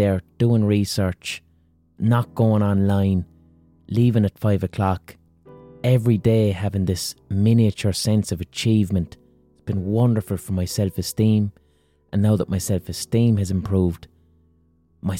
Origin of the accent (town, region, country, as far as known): Ireland